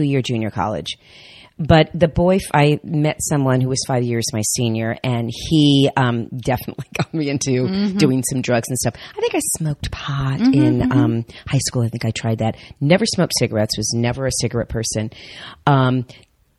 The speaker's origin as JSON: {"language": "English", "town": "North Miami Beach", "region": "Florida", "country": "United States", "tie": "born or raised there", "also_born_or_lived": "New Jersey", "said": "I was raised in Miami"}